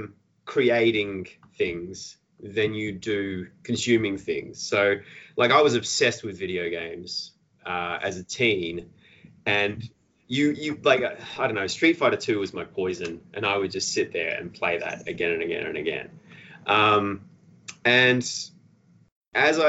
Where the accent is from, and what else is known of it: Australia